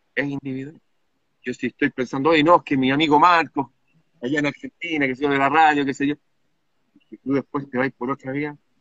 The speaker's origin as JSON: {"language": "Spanish", "country": "Chile", "said": "mi país"}